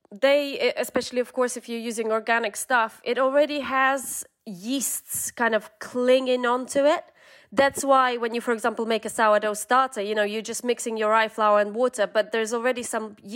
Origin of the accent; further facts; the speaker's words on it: southern Ukraine, Ukraine; so I'm from the south of Ukraine, and um, it's you know it's that huge kind of swath of steppes.